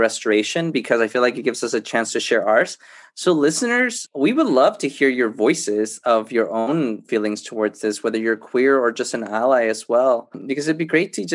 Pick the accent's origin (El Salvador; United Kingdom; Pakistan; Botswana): El Salvador; I was born in El Salvador, and when I was little, my parents came to the States, and so I was raised by my grandma and grandpa